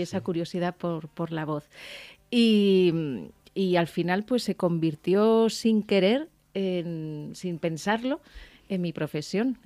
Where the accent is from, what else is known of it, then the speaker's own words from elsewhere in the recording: Alicante, Valencian Community, Spain; moved away; fíjate que era mi tierra